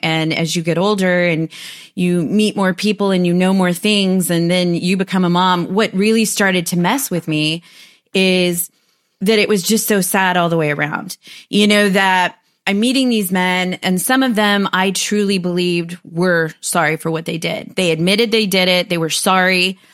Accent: United States; also born or lived in Huntsville, Texas; I'm American

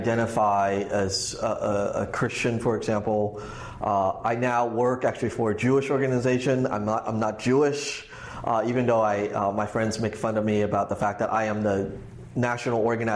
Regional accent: Hong Kong; also born or lived in Los Angeles; now in United States; I grew up in Hong Kong

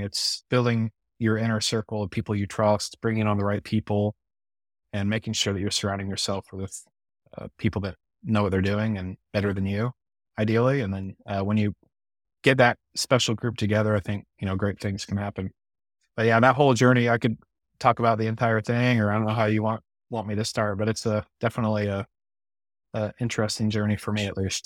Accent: Midwest, United States; I'm a Midwesterner born and raised and, you know, live in the Ozarks

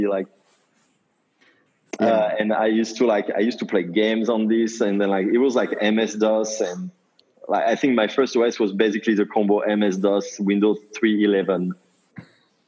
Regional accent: Paris, Île-de-France, France; moved away as an adult; also born or lived in New York; now in United States; I grew up in Paris, in France.

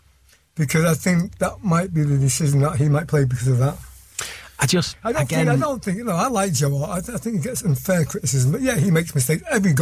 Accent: Welsh, Wales, United Kingdom; I'm Welsh

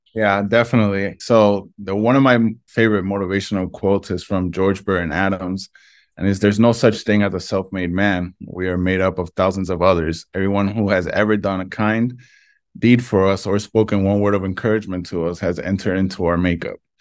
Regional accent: Vega Alta, Puerto Rico; also born or lived in Brooklyn, New York; we ended up moving here to Puerto Rico

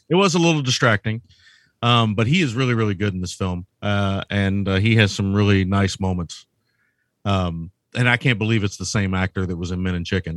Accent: United States; I'm an American.

